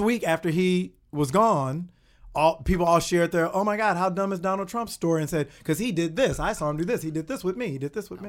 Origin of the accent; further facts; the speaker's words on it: Kankakee, Illinois, United States; moved away as an adult; also born or lived in Los Angeles; I'm from Il-, small town Illinois called Kankakee, which is outside